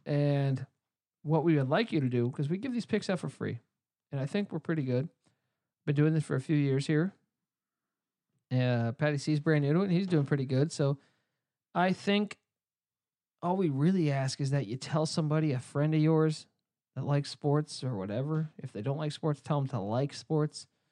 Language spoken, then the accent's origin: English; East Coast, United States; we grew up on the East Coast